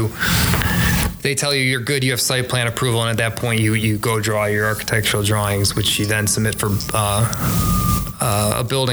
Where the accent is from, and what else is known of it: Chicago, Illinois, United States; also born or lived in DeKalb, Illinois